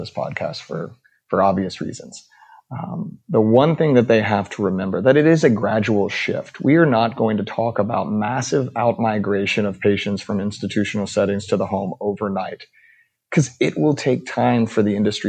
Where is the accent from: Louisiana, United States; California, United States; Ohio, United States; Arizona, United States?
Louisiana, United States; Baton Rouge; I grew up in Louisiana